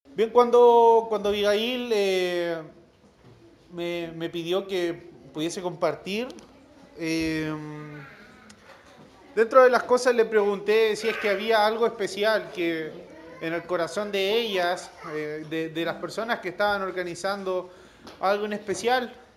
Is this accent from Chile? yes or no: yes; La Serena, Coquimbo, Chile; yo soy de La Serena